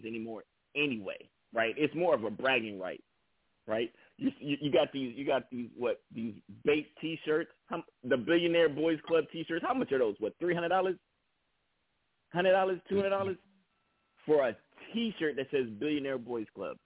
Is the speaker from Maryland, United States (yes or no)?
no; Bay Area, California, United States; I was a unknown artist from the Bay Area